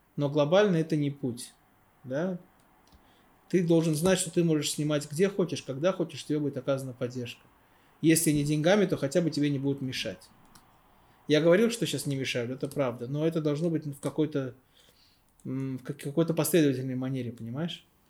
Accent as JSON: {"language": "Russian", "town": "Baku", "country": "Azerbaijan", "said": "я из Баку"}